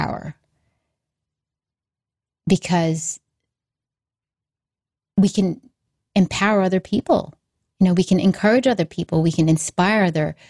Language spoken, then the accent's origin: English; Hawaii, United States; also born or lived in Australia; I grew up in Hawaii, but at that time, I think I was in Australia. We were in Australia for a couple of years